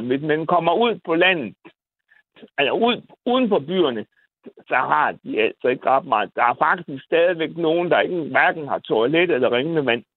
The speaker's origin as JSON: {"language": "Danish", "country": "Bosnia & Herzegovina", "also_born_or_lived": "Randers, Denmark / Aarhus, Denmark", "moved": "yes", "lives_now": "Denmark", "said": "jeg kommer fra Bosnien"}